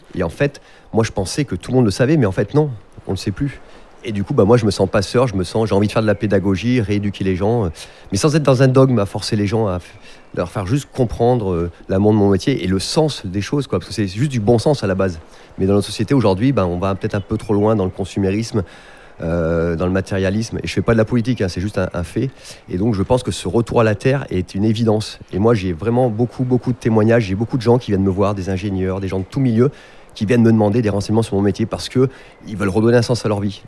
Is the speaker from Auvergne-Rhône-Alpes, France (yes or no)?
yes; Herbeys, Auvergne-Rhône-Alpes, France; j'ai grandi à la Pra, j'ai fait tout à la Pra, j'ai joué au foot dans les champs